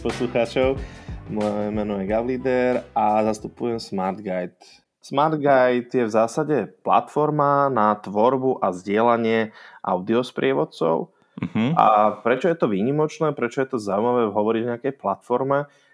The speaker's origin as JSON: {"language": "Slovak", "town": "Bratislava", "region": "Bratislava Region", "country": "Slovakia", "moved": "yes", "lives_now": "Prague, Czech Republic", "said": "som naozaj Slovák, som z Bratislavy úplne pôvodom"}